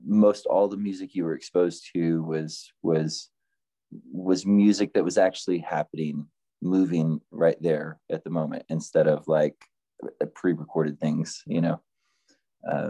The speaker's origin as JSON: {"language": "English", "region": "Oklahoma", "country": "United States", "tie": "born or raised there", "moved": "yes", "lives_now": "Fayetteville, United States", "said": "the tiny town that I grew up in Oklahoma"}